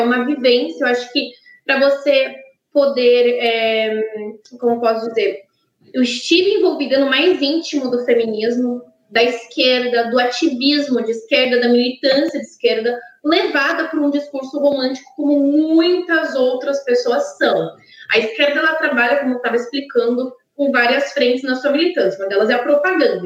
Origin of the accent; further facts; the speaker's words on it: São Carlos, São Paulo, Brazil; na cidade onde eu nasci, em São Carlos, já é muito frio